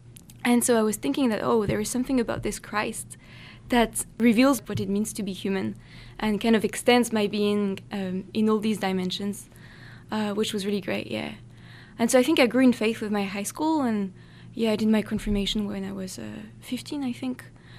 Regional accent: France; now in United States; my parents got me baptized in France

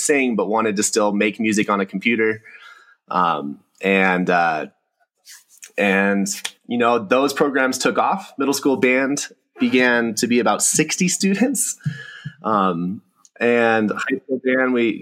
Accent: Hemet, California, United States; moved away as an adult; also born or lived in Long Beach, California; now in Mammoth Lakes, United States; I grew up in Southern California, in the Inland Empire, a little place called Hemet, desert town

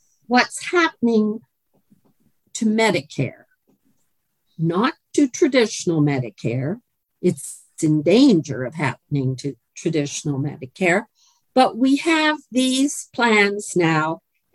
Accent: Canada; accent: non-Kentucky; now in Kentucky, United States; you'll be able to tell from my non-Kentucky accent that I was born and raised in Canada

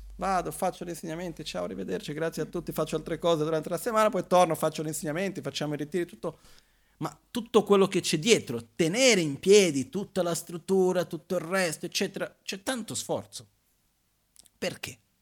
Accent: Brazil; moved away; io vengo dal Brasile

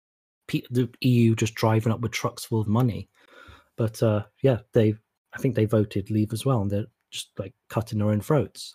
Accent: United Kingdom; we've got that going for us right now as British people.

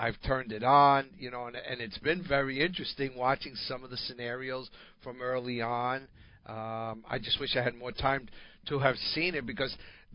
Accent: Northeast, United States; growing up in the Northeast

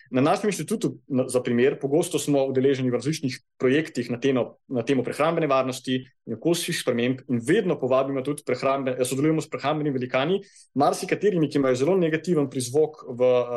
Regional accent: Kranjska Gora, Upper Carniola, Slovenia; Jaz prihajam iz Kranske gore

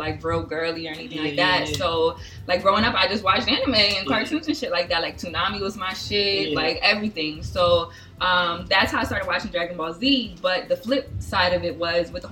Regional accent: New Jersey, United States; I am from South Jersey.

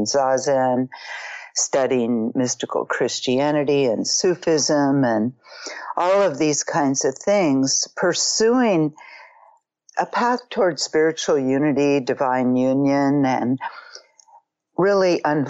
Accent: Marin County, Northern California, United States; I grew up in Marin County, Northern California, the Bay Area, quite a liberal place.

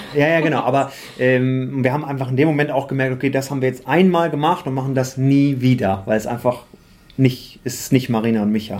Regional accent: Osnabrück, Lower Saxony, Germany; moved away; also born or lived in Düsseldorf; bin aber eigentlich gebürtiger Osnabrücker

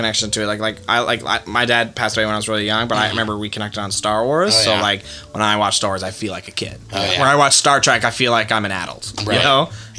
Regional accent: St. John's, Newfoundland and Labrador, Canada; moved away as an adult; now in Toronto, Canada; I'm originally from St. John's, Newfoundland, and I'm a comedian actor here in Toronto.

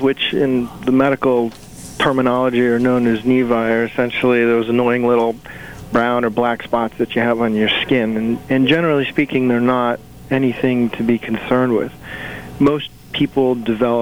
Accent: Waterbury, Connecticut, United States; I grew up here in Waterbury, and I actually started with the St. Mary's Hospital system when I was 15 years old

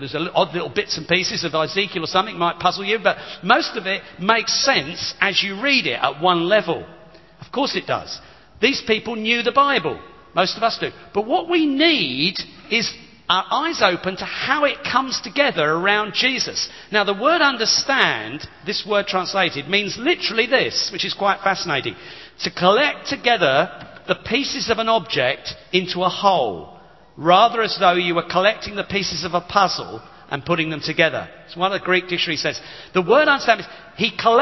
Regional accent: United Kingdom; we're very British

